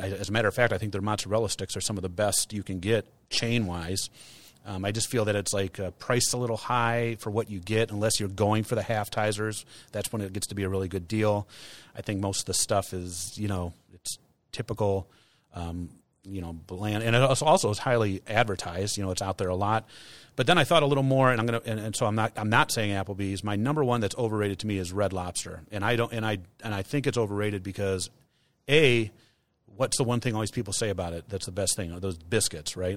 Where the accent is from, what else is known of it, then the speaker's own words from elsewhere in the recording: United States; Americans, as American consumers pre-COVID